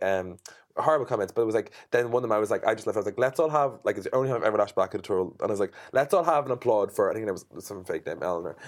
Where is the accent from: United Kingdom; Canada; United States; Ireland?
Ireland; I'm an Irish Irish designer